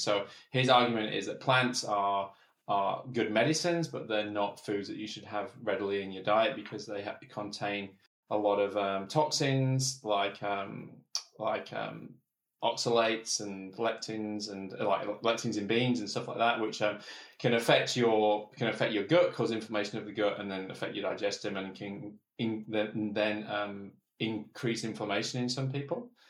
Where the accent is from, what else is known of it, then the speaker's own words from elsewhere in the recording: England, United Kingdom; I'm English